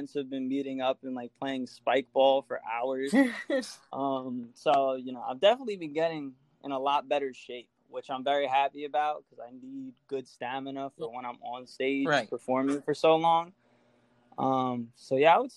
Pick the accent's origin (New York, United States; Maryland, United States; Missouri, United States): New York, United States; Long Island; I'm from Long Island